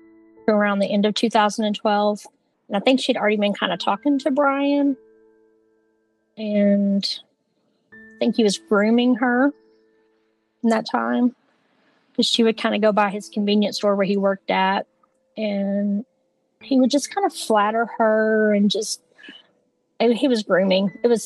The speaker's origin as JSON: {"language": "English", "area": "Grayson County", "region": "Texas", "country": "United States", "said": "We are from Grayson County, Texas"}